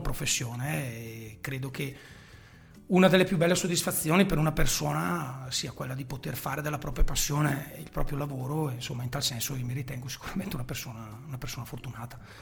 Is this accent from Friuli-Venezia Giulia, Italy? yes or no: no; Chiari, Lombardy, Italy; la squadra del mio paese dove io appunto militavo